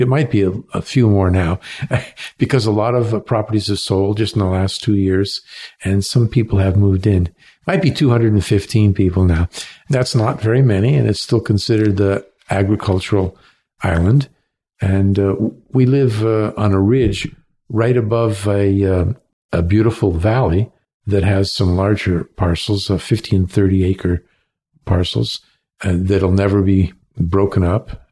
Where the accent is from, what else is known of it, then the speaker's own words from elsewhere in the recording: Cleveland, Ohio, United States; also born or lived in Alabama / San Francisco; now in Canada; I was born in Cleveland